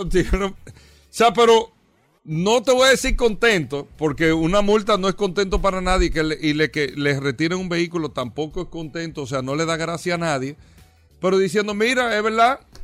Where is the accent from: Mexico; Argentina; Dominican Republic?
Dominican Republic; nosotros eh, como dominicanos